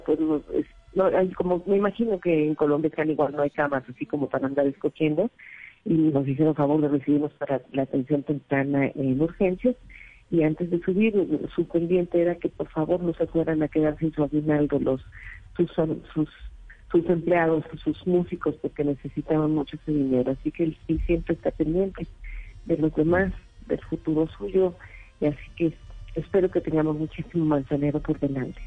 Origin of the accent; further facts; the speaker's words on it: Mérida, Yucatán, Mexico; Mérida, la ciudad donde nací, donde vivimos en Yucatán